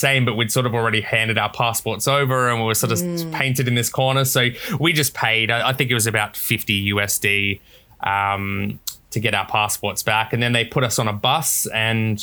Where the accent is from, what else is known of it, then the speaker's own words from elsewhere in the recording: South Australia, Australia; now in Gold Coast, Australia; I was born in South Australia, but I'm Australian through and through.